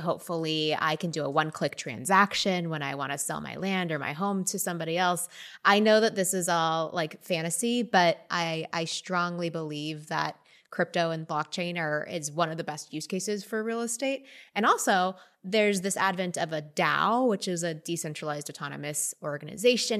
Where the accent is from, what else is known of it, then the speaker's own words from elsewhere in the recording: Texas, United States; also born or lived in Austin, Texas; now in Northern California, United States; I, I grew up in Texas where I was swimming every day